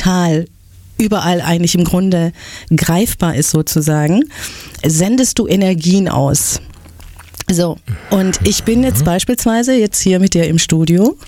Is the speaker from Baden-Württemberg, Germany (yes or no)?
yes; Stuttgart, Baden-Württemberg, Germany; born or raised there